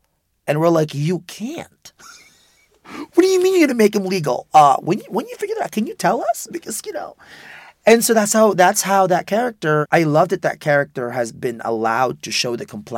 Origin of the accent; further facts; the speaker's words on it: Philippines; I'm undocumented, I'm gay, I'm Filipino.